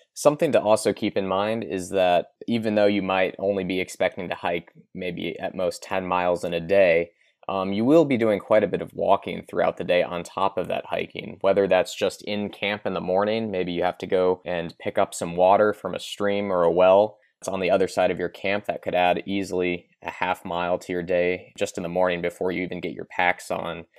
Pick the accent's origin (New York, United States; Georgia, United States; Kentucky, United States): Kentucky, United States; I'm personally from Kentucky.